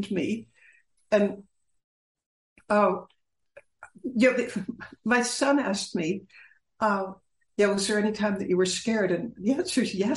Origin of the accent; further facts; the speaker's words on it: United States; as an American from a business family